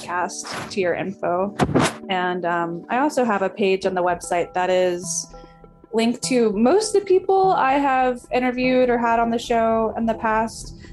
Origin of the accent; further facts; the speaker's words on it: the American South, United States; I'm from the American South